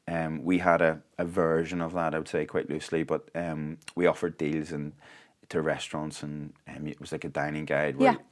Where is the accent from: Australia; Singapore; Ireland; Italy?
Ireland; now in Arizona, United States; We probably had an unfair advantage, though, being Irish.